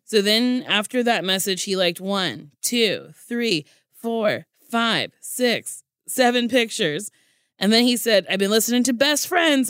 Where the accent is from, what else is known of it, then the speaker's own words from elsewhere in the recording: Middletown, New Jersey, United States; Middletown, New Jersey. I went to Middletown High School South